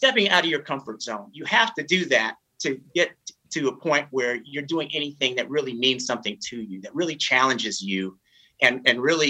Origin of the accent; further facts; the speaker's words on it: Northern California, United States; growing up in Northern California